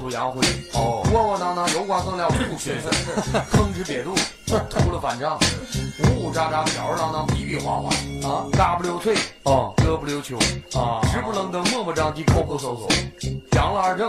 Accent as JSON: {"language": "Chinese", "region": "Northeast China", "country": "China", "tie": "born or raised there", "said": "我爱我家乡，我爱东北话，我爱东北这成语，把它发扬光大。"}